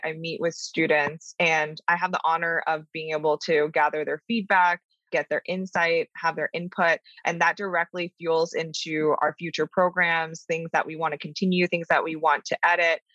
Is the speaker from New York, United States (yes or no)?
yes; New York City, New York, United States; I'm from Brooklyn. I'm a Brooklyn girl. And I was born and raised in, in New York.